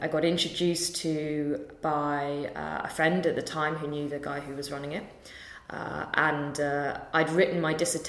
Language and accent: English; London, United Kingdom; I'm from London so I could live at home